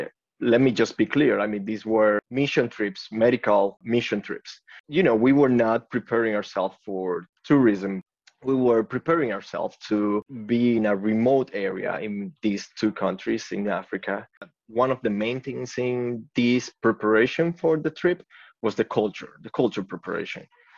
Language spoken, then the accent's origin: English; Santo Domingo, Dominican Republic; also born or lived in New York / Kenya / South Sudan; I mean, I'm from Santo Domingo, the capital here in DR, and I was in New York.